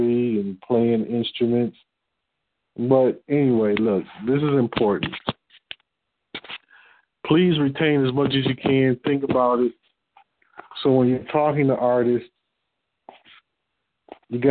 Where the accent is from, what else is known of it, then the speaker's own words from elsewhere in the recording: Detroit, Michigan, United States; I'm from Detroit.